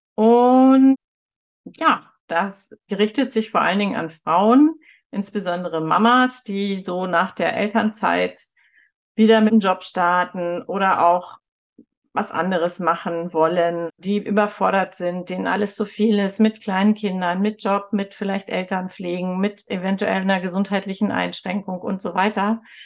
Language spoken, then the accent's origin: German; Northern Germany, Germany; moved away as an adult; now in Munich, Germany; Ich bin ja in Norddeutschland aufgewachsen und da haben wir keine Berge.